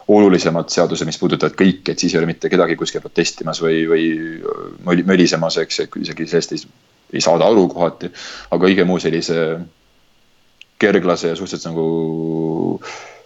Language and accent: Estonian; Estonia; moved away; ma olen Eestist